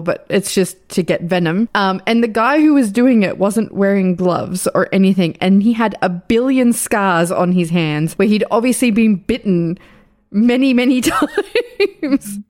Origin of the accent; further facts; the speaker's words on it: Australia; I'm Australian